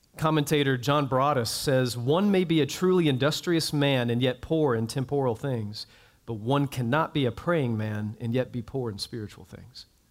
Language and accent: English; Jacksonville, Florida, United States; I grew up in North Florida, and if you know North Florida, there is a city south of my hometown, Jacksonville